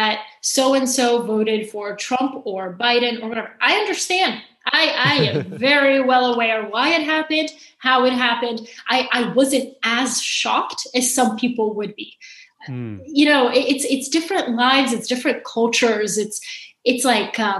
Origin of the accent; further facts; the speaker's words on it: Atlanta, Georgia, United States; English is a second language; also born or lived in Bulgaria; now in New York, United States; When we moved from Bulgaria to Atlanta